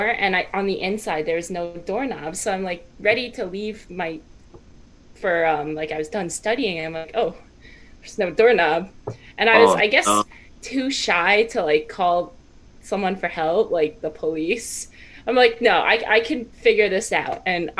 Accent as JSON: {"language": "English", "area": "Long Island", "region": "New York", "country": "United States", "said": "I'm from Long Island"}